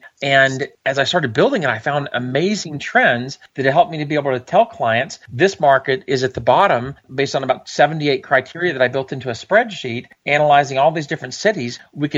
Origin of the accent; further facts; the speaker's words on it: Georgia, United States; also born or lived in Huntsville, United States / Germany; I was born in Huntsville because my dad was stationed at Redstone Arsenal in the 70s. And since he was working on Nike and MX missiles, I did just happen to be born there. I spent 4 years in Germany, then spent most of my life in Georgia.